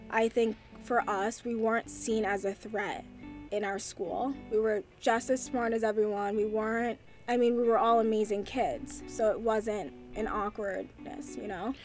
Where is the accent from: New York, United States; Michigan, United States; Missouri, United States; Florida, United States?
New York, United States; Chappaqua; we grew up in quiet town of Chappaqua, New York